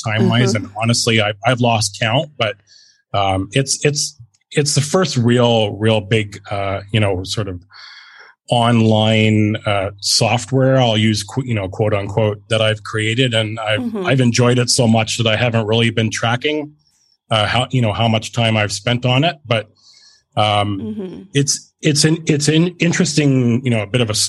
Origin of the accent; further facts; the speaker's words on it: Brantford, Ontario, Canada; also born or lived in Simcoe, Ontario; My hometown, where I was born, is Brantford, Ontario